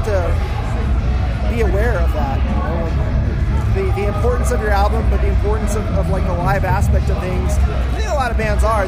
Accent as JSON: {"language": "English", "region": "Hawaii", "country": "United States", "tie": "born or raised there", "also_born_or_lived": "San Diego, California", "moved": "as an adult", "lives_now": "Oceanside, United States", "said": "I was born in Hawaii. Ah, so okay. I'm a native Hawaiian"}